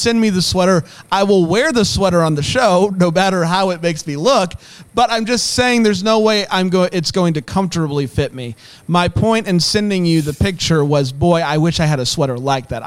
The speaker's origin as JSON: {"language": "English", "region": "Florida", "country": "United States", "tie": "born or raised there", "moved": "yes", "said": "I grew up in Florida"}